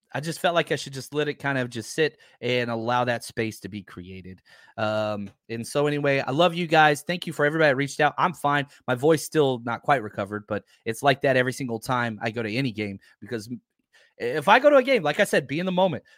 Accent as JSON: {"language": "English", "region": "Texas", "country": "United States", "tie": "born or raised there", "said": "I grew up in Texas"}